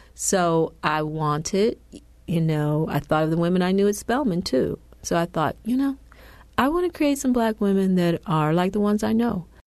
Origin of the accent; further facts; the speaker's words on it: Detroit, Michigan, United States; I grew up in Detroit.